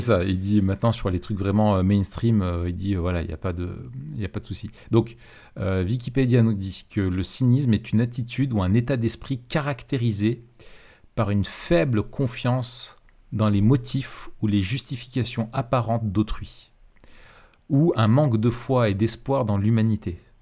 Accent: France; je suis français

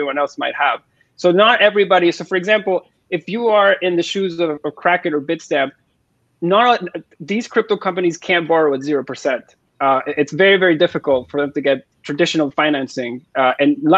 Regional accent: Venezuela; now in Toronto, Canada; I'm from Venezuela

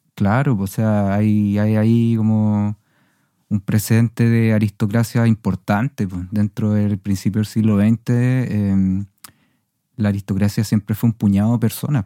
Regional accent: Viña del Mar, Valparaíso, Chile; Yo también crecí en Viña del Mar

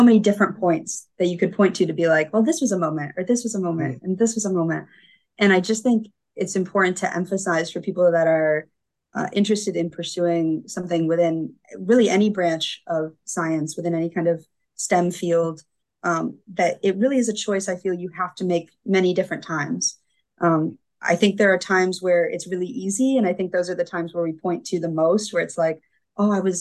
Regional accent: Grand Rapids, Michigan, United States; I grew up in Grand Rapids, Michigan.

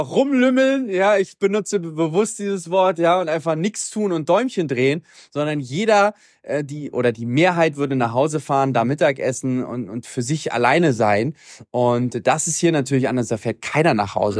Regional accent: Germany; moved away; also born or lived in Latin America; für uns als Deutsche

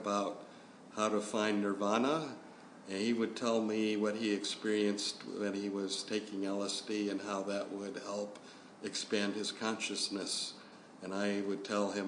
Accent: Cupertino, California, United States; moved away as an adult; now in Adelaide, Australia; Not born, but grew up there. Yep. So I went to high school in Cupertino, California

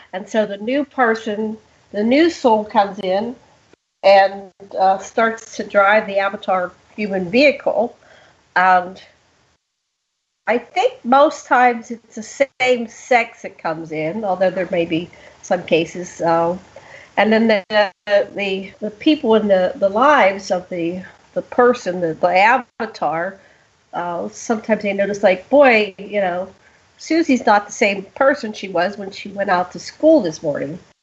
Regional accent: Pittsburgh, Pennsylvania, United States; now in Maui, United States; I grew up in Pittsburgh

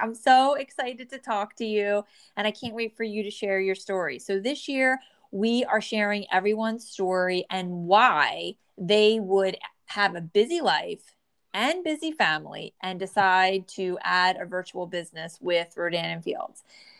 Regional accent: New Jersey, United States; born or raised there

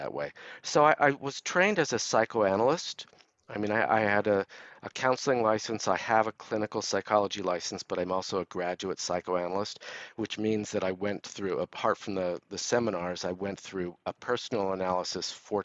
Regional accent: Los Angeles, California, United States; I grew up in Los Angeles

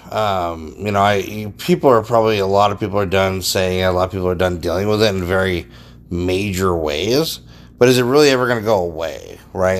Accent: United States; the American people

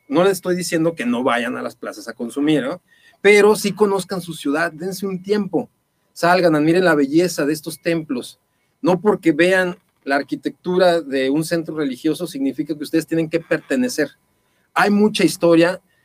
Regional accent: Guadalajara, Jalisco, Mexico; muchas personas que nacimos aquí en Guadalajara

